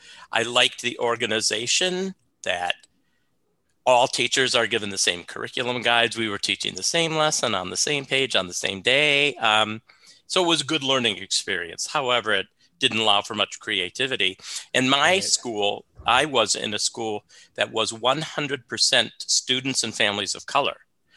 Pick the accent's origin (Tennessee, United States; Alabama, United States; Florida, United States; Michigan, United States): Michigan, United States; Gaylord; also born or lived in Houston, Texas; now in Minnesota, United States; I'm a Michigan boy.